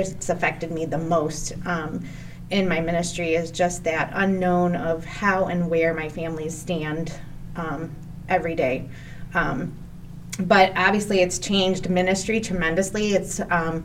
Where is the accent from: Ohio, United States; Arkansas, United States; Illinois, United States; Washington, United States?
Ohio, United States; Cleveland Heights; I grew up in Cleveland Heights. I went to Cleveland Heights High School, graduated, loved it.